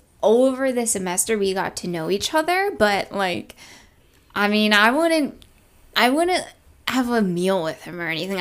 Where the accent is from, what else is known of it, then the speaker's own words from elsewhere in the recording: NoVA, Virginia, United States; I was from Nova